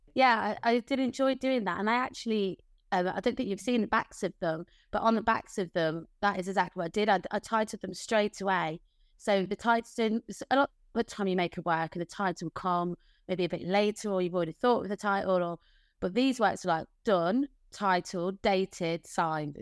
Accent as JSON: {"language": "English", "town": "Leicester", "region": "East Midlands", "country": "United Kingdom", "tie": "born or raised there", "moved": "yes", "lives_now": "Margate, United Kingdom", "said": "community friends that I grew up with in Leicester"}